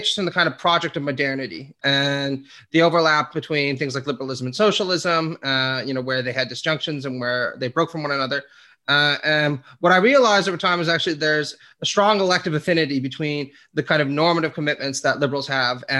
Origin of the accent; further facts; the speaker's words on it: Canada; one of the guys I grew up with in Sitzville